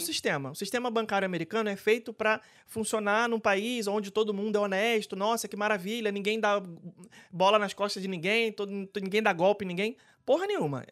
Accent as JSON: {"language": "Portuguese", "region": "Rio de Janeiro", "country": "Brazil", "moved": "yes", "lives_now": "Orlando, United States", "said": "eu sou carioca"}